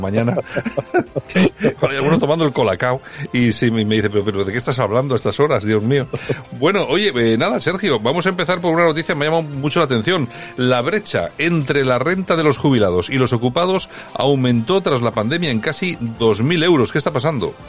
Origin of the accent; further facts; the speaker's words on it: Spain; somos los españoles